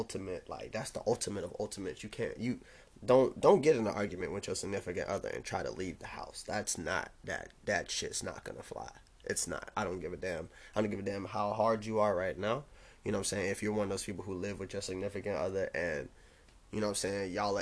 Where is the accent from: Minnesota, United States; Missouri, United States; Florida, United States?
Florida, United States; Jacksonville; also born or lived in DeLand; I'm from Jacksonville